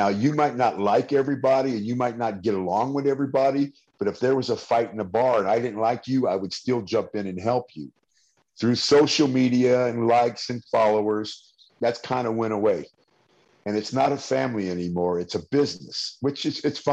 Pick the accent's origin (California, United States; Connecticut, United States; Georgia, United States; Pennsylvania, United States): California, United States; San Francisco; I'm from the Bay Area of California, San Francisco.